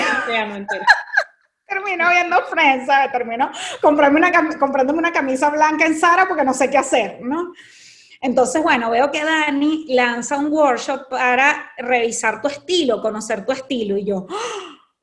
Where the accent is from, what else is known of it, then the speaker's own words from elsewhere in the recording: Venezuela; nosotras somos venezolanas y venimos de un país en donde la belleza ha sido muy importante